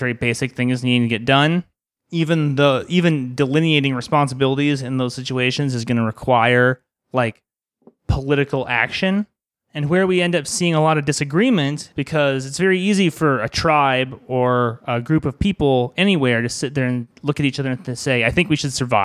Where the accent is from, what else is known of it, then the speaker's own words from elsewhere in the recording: Arizona, United States; I grew up in Arizona